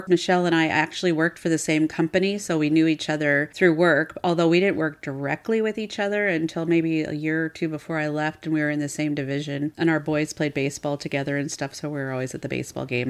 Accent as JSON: {"language": "English", "town": "Seattle", "region": "Washington", "country": "United States", "tie": "born or raised there", "said": "I'm actually born and raised in Seattle"}